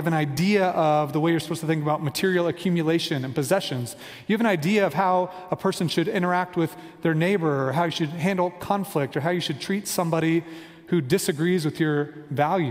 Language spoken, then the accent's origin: English; Kansas City, United States; moved away as an adult; also born or lived in Virginia Beach, Virginia; now in Denver, United States; we are from Kansas City, a suburb of Kansas City